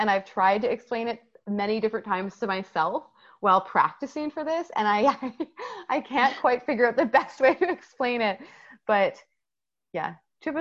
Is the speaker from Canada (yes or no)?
yes; Canada; we are Canadian